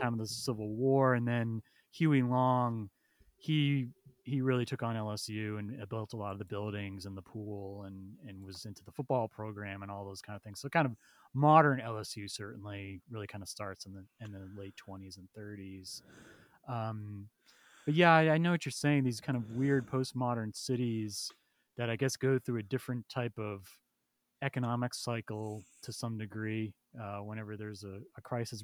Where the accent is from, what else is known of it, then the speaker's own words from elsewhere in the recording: central Massachusetts, United States; moved away; I grew up in central Mass, so it's pretty rural, small town